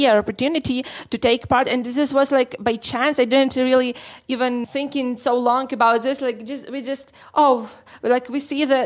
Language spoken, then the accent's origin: English; Lviv, Lviv Oblast, Ukraine; We are from Lviv.